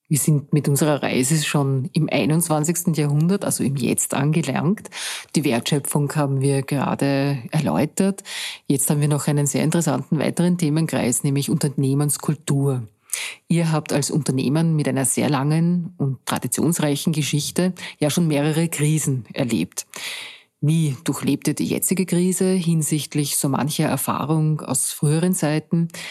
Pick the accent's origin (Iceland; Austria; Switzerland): Austria; Bei uns in Österreich